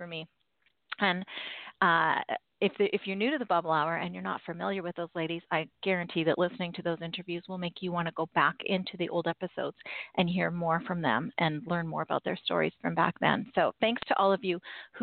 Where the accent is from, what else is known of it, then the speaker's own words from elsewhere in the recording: Canada; I am Canadian